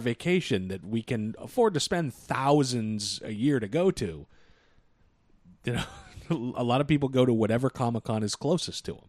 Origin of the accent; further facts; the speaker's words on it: Boston, Massachusetts, United States; We're from Boston.